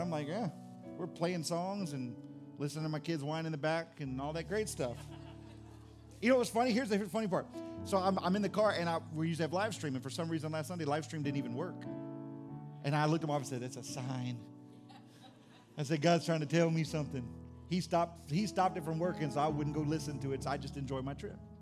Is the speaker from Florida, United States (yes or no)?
yes; Fort Walton Beach, Florida, United States; moved away; also born or lived in New Orleans; I grew up in Florida. I grew up in Fort Walton Beach, Destin area